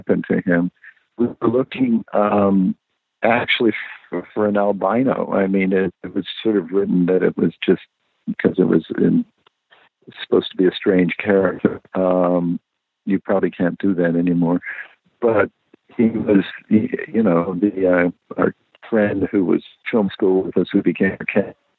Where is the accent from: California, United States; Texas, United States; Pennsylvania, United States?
California, United States; Los Angeles; I grew up in the Valley